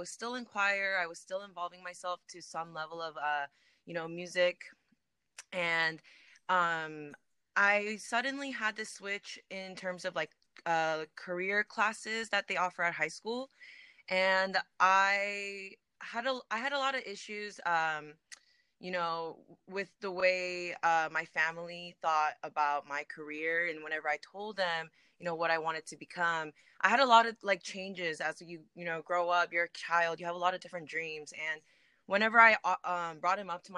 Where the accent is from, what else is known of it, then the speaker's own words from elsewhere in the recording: Bay Area, California, United States; I am an artist from the Bay Area